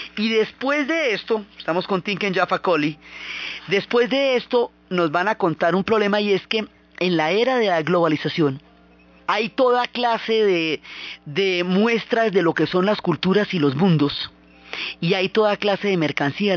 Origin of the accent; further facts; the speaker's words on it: Colombia; todas las múltiples comunidades que han conformado una riqueza cultural que a nosotros todos nos identifica como colombianos